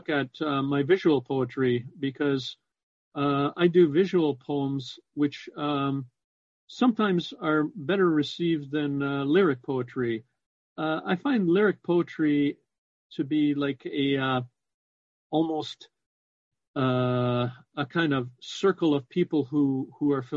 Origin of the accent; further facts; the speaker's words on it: Toronto, Ontario, Canada; now in Windsor, Canada; I was born in Toronto. I pronounce it Trana, T-R-A-W-N-A